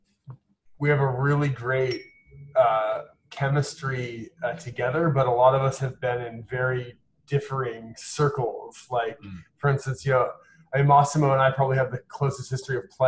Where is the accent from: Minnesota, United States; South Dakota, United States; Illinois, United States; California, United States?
California, United States; Ojai; moved away as an adult; also born or lived in Bay Area / New York; I grew up in Ojai, which is just inland of Santa Barbara